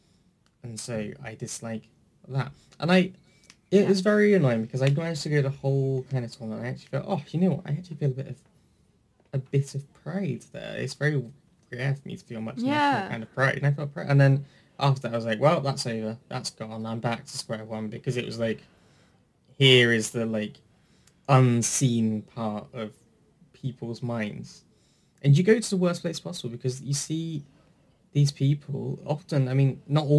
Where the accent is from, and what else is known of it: England, United Kingdom